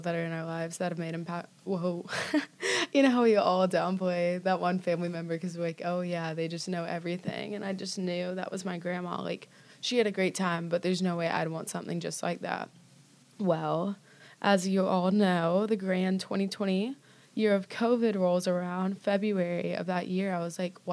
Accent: Destin, Florida, United States; moved away as an adult; now in Birmingham, United States; I grew up in Destin, Florida.

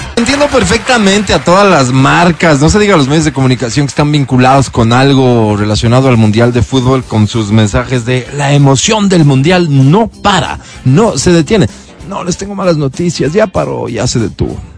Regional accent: Quito, Pichincha, Ecuador; nos identifiquen como quiteños

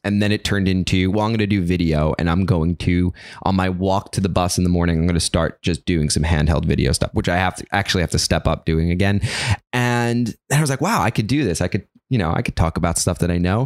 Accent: New York City, New York, United States; I grew up in, in South Brooklyn in, uh, in a neighborhood called Gravesend

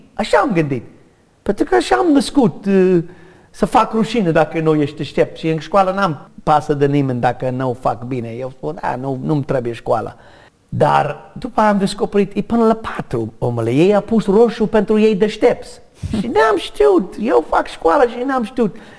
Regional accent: United States; Romanian is a second language; moved away; also born or lived in Romania; N-am cerut să fii născut în America. De fapt, am sânge de irlandez. Nu știu de ce am fost născut în America

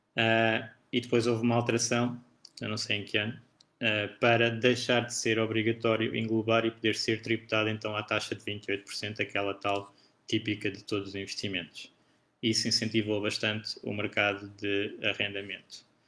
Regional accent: Portugal; eu sendo português e residente em Portugal

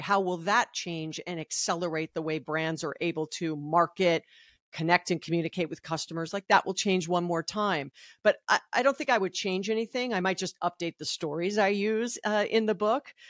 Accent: Hawaii, United States; I'm from Hawaii

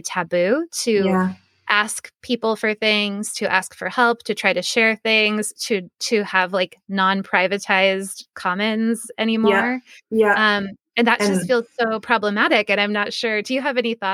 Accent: United States; also born or lived in Oregon; I'm American

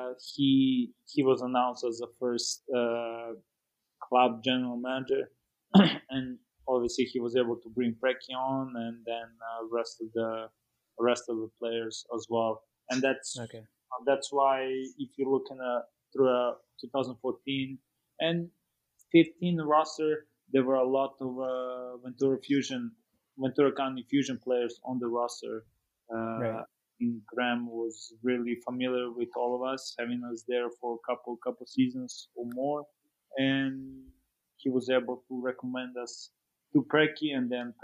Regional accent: Serbia; moved away as an adult; also born or lived in Oxnard, California / Fresno, California; now in United States; I grew up in Serbia and played in a couple academies back in Serbia

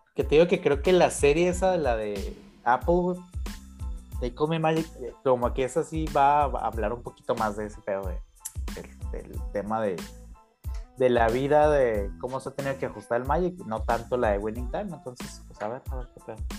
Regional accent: Chihuahua, Mexico; nosotros que nos criamos en Chihuahua

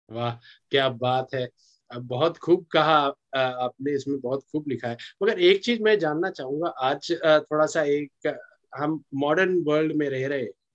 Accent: Singrauli, Madhya Pradesh, India; मैं मध्य प्रदेश का रहने वाला हूँ और अच्छा। मेरा जो नेटिव डिस्ट्रिक्ट है सिंगरौली है

